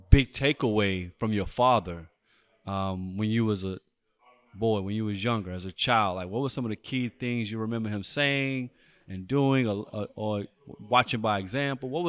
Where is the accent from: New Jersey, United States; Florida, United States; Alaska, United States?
Alaska, United States; Anchorage; also born or lived in Eagle River, Alaska; I was uh, born in Anchorage, Alaska.